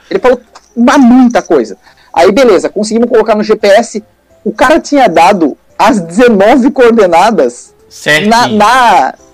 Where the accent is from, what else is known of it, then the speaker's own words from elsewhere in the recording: São Paulo, Brazil; now in Santa Catarina, Brazil; eu não sou catarinense, né? Eu sou paulista, moro aqui eu já faz um tempo